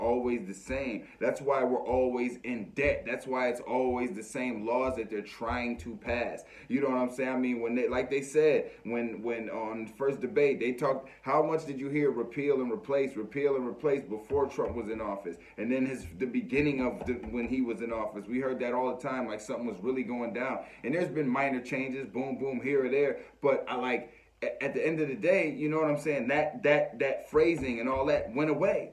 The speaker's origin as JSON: {"language": "English", "country": "United States", "said": "as American people"}